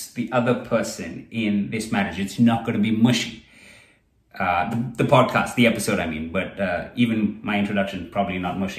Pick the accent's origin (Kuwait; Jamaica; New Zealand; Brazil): Kuwait; I grew up outside of India. I was not in India. And where I grew up, there was a lot of racism, being one of the only brown boys around. In Kuwait, it was interesting because I went to this very multicultural school